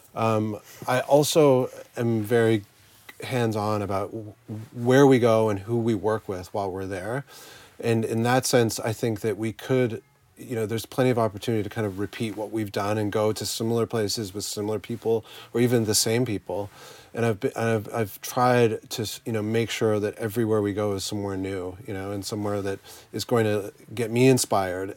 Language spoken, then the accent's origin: English; Canada; the small little town I grew up in in Canada